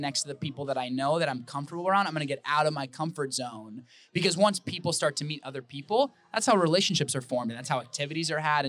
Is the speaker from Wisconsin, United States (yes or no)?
yes; Wisconsin, United States; now in Arizona, United States; I love Arizona. I am really, really loving it here. I'm originally from Wisconsin, but I'm loving it here.